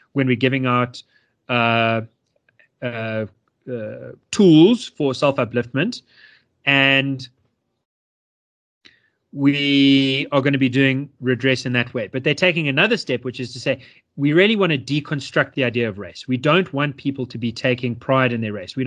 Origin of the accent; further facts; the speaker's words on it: South Africa; me feel so proud to be a South African